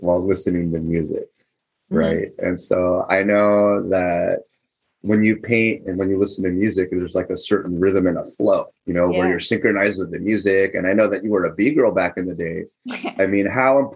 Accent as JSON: {"language": "English", "country": "Philippines", "said": "I'm Filipino"}